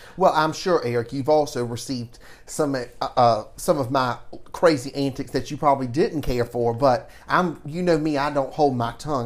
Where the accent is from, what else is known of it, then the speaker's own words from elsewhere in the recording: Savannah, Georgia, United States; growing up in Savannah and being born and raised here